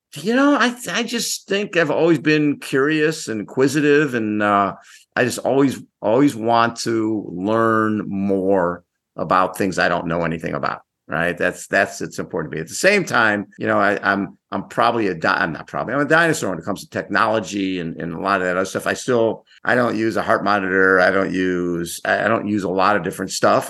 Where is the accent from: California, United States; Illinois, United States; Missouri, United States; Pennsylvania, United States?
Illinois, United States; Chicago; I grew up in Chicago